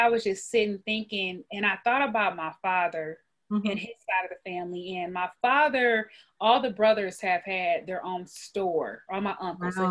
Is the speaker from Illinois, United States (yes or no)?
yes; Peoria, Illinois, United States; now in Texas, United States; I'm from Illinois, actually Peoria, Illinois